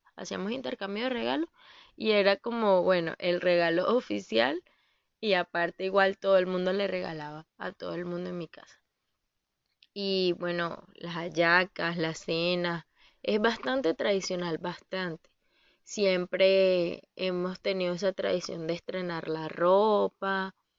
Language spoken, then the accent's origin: Spanish; Venezuela; moved away as an adult; hasta que me vine de Venezuela